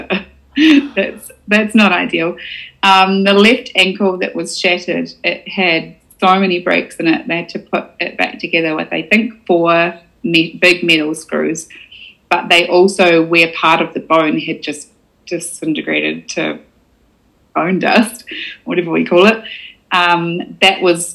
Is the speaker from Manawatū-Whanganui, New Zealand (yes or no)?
no; Invercargill, Southland, New Zealand; I was from Invercargill